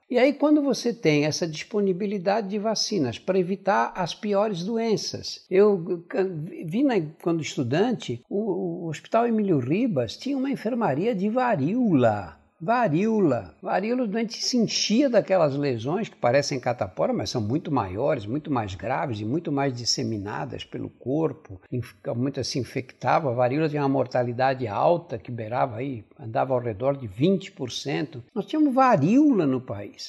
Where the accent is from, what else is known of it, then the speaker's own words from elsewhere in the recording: São Paulo, Brazil; accent: São Paulo Italian-influenced accent; Eu nasci no bairro Operário em São Paulo, no bairro do Brás